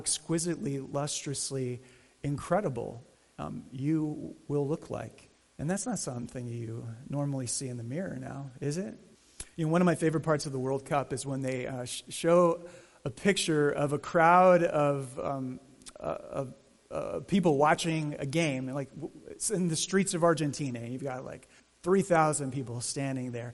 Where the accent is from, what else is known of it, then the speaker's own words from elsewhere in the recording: Arizona, United States; growing up in Arizona